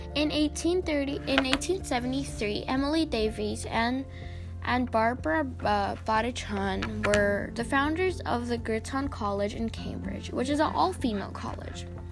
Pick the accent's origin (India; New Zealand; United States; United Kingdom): India; I come from India